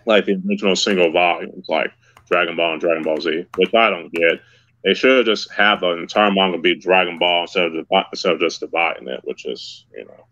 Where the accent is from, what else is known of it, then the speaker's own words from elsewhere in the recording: Los Angeles, California, United States; my hometown of LA, which I'm still living